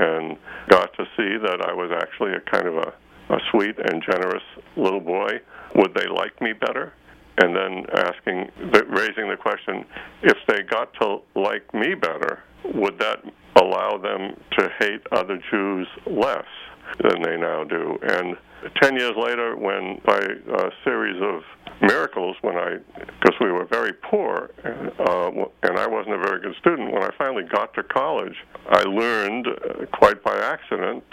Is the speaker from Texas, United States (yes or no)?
no; Boston, Massachusetts, United States; moved away as an adult; also born or lived in Stanford, California; I grew up near Boston